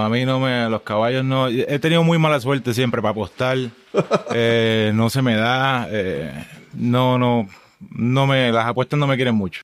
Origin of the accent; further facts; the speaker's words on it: Juncos, Puerto Rico; moved away as an adult; also born or lived in Humacao, Puerto Rico; now in Tucson, United States; Yo nací en Humacao, Humacao, Puerto Rico.